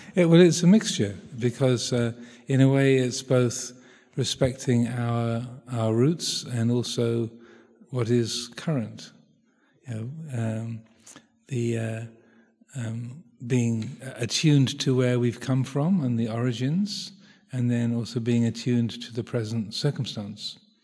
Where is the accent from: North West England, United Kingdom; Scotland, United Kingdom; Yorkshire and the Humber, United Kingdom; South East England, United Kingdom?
South East England, United Kingdom; I grew up in Southeast England